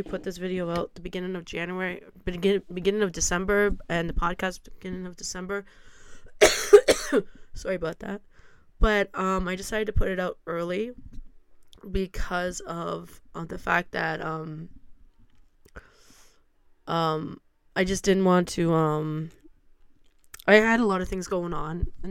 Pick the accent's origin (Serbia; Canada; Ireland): Canada; Stratford, Ontario; I was born and raised in Stratford